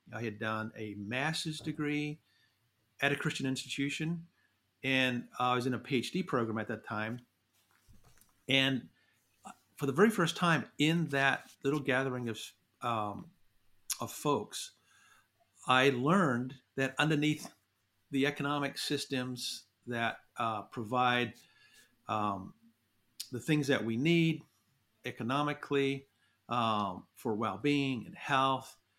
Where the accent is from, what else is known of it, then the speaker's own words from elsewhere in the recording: New Zealand; moved away as an adult; now in United States; I grew up in New Zealand, went to university there